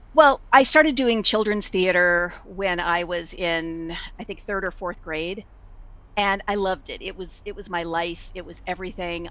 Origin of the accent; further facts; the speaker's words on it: Bay Area, California, United States; also born or lived in Los Angeles; I was from the Bay Area, and so I just decided, yeah, I'm gonna move back to the Bay Area